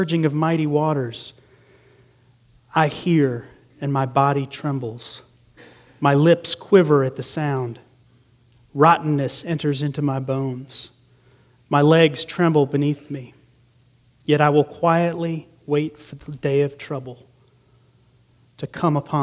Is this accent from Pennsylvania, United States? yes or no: no; Green Bay, Wisconsin, United States; moved away; I grew up in Green Bay, Wisconsin for a time during my grade school years